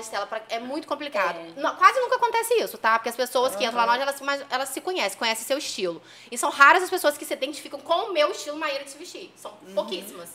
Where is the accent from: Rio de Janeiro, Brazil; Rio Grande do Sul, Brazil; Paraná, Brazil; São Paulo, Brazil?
Rio de Janeiro, Brazil; Campos dos Goytacazes; also born or lived in Minas Gerais; eu sou de Campos, eu sou de Campos, meu marido Valvisa fala assim, ah, agora você assumiu que você é de Campos, né? Porque eu, eu, eu sou mineira, nasci em Minas, mas ah. fala que eu nasci e vim embora